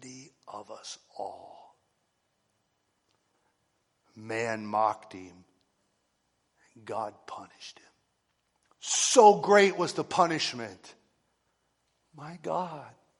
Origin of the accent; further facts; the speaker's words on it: United States; I'm an American